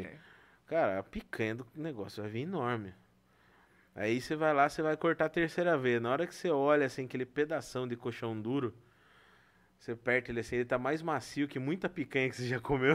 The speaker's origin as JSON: {"language": "Portuguese", "country": "Brazil", "said": "nós somos brasileiros"}